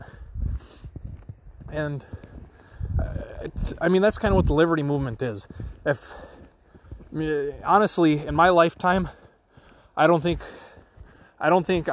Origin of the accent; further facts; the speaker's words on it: Wisconsin, United States; Wisconsin's my home state